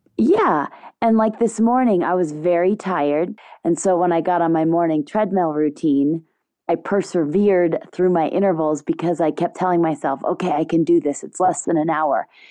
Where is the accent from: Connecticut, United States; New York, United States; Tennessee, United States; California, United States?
Connecticut, United States; also born or lived in Germany; I was born in Germany, and my family moved to Connecticut when I was about a year old because my dad was transferred with a German bank. Um, and so growing up in Connecticut